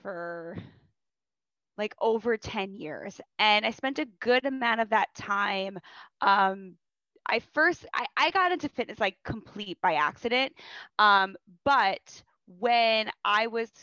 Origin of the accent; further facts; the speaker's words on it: New York, United States; I'm from New York